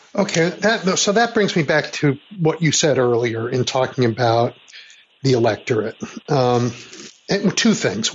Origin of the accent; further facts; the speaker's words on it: Chicago, Illinois, United States; I grew up in Chicago when Richard J. Daley was mayor